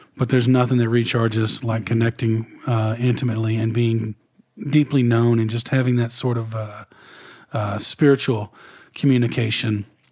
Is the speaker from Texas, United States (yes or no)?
yes; Northeast Texas, United States; I grew up in Redneck, Northeast Texas